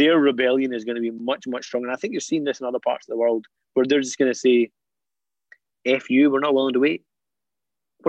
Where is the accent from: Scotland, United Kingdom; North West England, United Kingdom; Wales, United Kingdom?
Scotland, United Kingdom; For my generation, I'm British and Scottish. This is my home